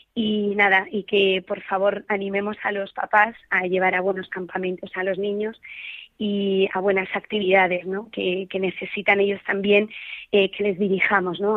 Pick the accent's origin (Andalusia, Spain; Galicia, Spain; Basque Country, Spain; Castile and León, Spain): Basque Country, Spain; Biscay; moved away; soy vasca, entonces vivo vivía en un pueblo pequeño de allí de, del País Vasco, de Vizcaya